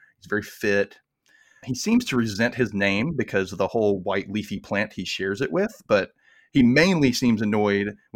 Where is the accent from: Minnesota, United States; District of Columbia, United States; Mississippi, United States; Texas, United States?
Mississippi, United States; accent: Southern; I know I don't have as thick of an accent as most Mississippians do, but I am from Mississippi, born and raised.